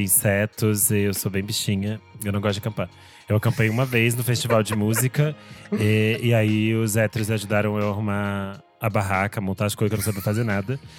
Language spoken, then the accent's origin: Portuguese; Rio Grande do Sul, Brazil; eu sou do Rio Grande do Sul